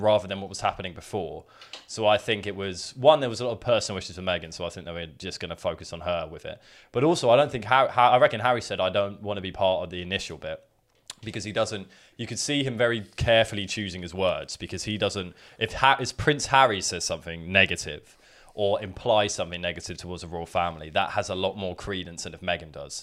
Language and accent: English; England, United Kingdom; we're just English people